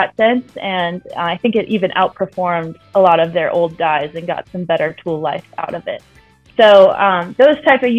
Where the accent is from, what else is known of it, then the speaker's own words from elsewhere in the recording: Chicago, Illinois, United States; moved away as an adult; also born or lived in Colorado; I grew up in the Chicago area, born to two engineers